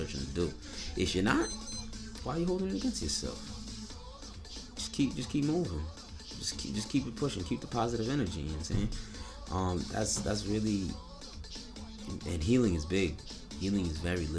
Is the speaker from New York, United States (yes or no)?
yes; Niagara Falls, New York, United States; I'm from Niagara, New York